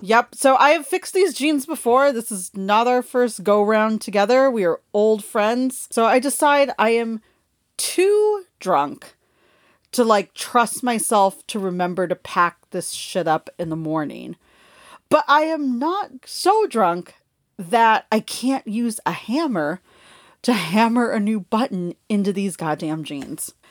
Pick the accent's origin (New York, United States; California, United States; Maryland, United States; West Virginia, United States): California, United States; Los Angeles; moved away; I grew up in Los Angeles